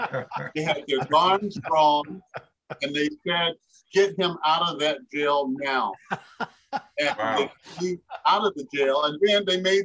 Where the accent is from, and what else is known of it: West Point, Mississippi, United States; born or raised there; moved away; also born or lived in Iowa